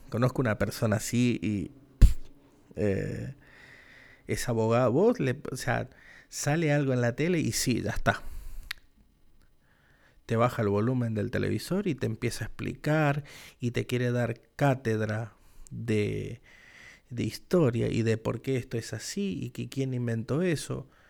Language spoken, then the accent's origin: Spanish; Argentina; yo soy argentino. Y patriota, más patriota que yo, no sé.